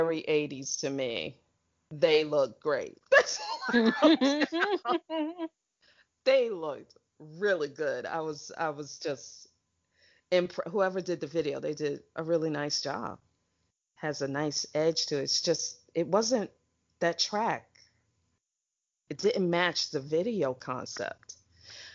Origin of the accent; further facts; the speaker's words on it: United States; I'm from America